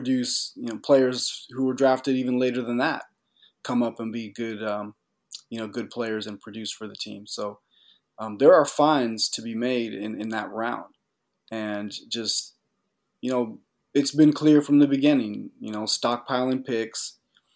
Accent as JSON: {"language": "English", "town": "Portland", "region": "Oregon", "country": "United States", "tie": "born or raised there", "moved": "yes", "said": "that's my hometown area code, Portland, Oregon, 503"}